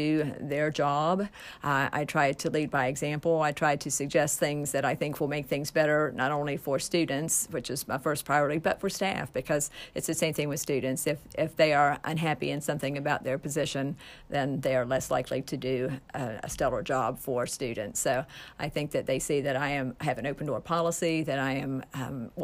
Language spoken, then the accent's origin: English; Nitro, West Virginia, United States; I came from Nitro. Nitro was not a huge community either